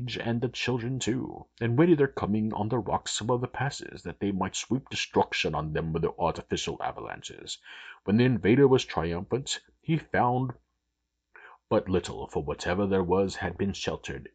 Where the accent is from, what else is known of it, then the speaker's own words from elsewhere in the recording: United States; I'm American